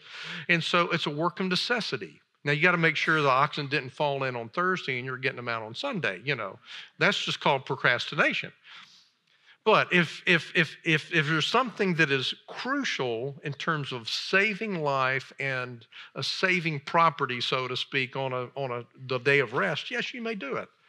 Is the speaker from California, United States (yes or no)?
no; Alabama, United States; moved away as an adult; also born or lived in Chicago area / Oxford, Mississippi; I grew up in Alabama